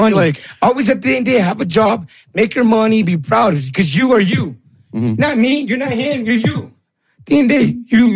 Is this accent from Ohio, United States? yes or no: no; Greeley, Colorado, United States; I grew up on the North Side, but my mom used to work 3 jobs